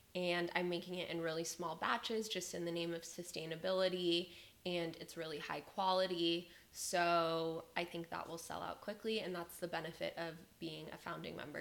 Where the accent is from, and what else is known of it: Las Vegas, Nevada, United States; born or raised there; moved away as an adult; now in Austin, United States